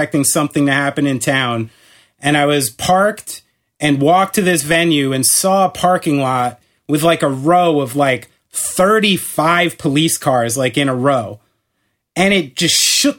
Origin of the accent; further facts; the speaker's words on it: New Jersey, United States; hey, we're from New Jersey. We're not going to fall for fucking that shit, okay?